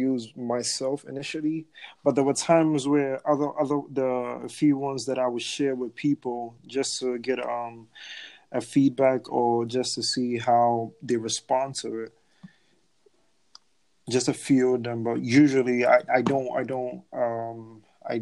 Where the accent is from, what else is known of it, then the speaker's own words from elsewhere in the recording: Ghana; moved away; back home in Ghana